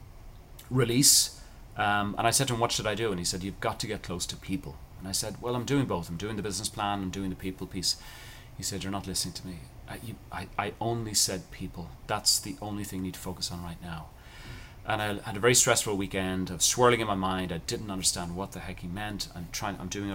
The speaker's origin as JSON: {"language": "English", "country": "Ireland", "tie": "born or raised there", "said": "I grew up in Ireland, cultural thing, people are very nice to each other"}